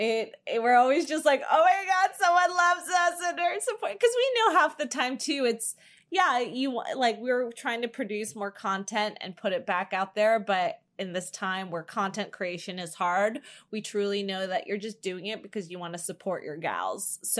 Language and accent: English; New Jersey, United States; moved away; I'm from Jersey. In case for any new listeners, we're both from the East Coast.